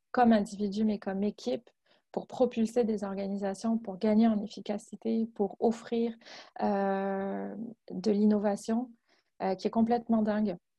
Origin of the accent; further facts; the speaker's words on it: France; moved away as an adult; now in Quebec, Canada; Je suis française je viens de France, puis euh, ça fait dix ans maintenant que je vis euh, au Québec